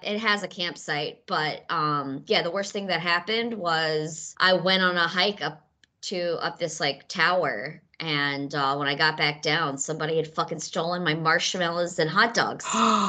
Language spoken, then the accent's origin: English; Mississippi, United States; now in New York, United States; I'm from Mississippi, where the Civil War took place.